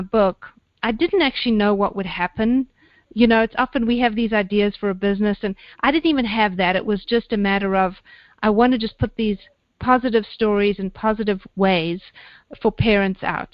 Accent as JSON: {"language": "English", "country": "South Africa", "tie": "born or raised there", "also_born_or_lived": "London", "moved": "as an adult", "said": "I am originally South African, born and bred, and then I got a bit of a need for adventure, so I did what all good South African girls do, and I went to London"}